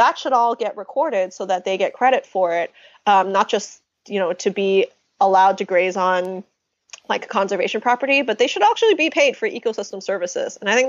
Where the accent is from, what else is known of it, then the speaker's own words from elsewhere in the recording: United States; So I'm Chinese American.